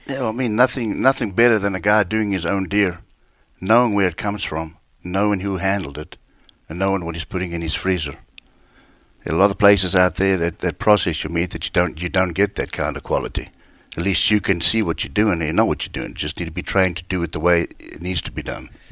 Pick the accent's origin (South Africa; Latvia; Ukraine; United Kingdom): South Africa; moved away as an adult; born and raised in South Africa. I lived there